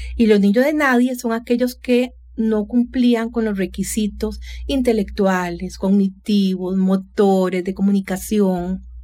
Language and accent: Spanish; San José, Costa Rica; soy vecina, nací por el barrio Don Bosco mis padres origen polaco nacionalizados costarricenses, es decir, yo soy primera generación tica